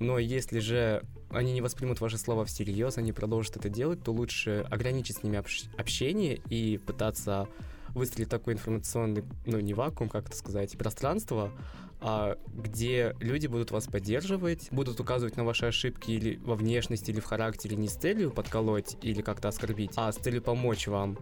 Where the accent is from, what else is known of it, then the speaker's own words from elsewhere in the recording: Uzbekistan; moved away as an adult; now in Moscow, Russia; Я родом из Узбекистана, и это довольно консервативная страна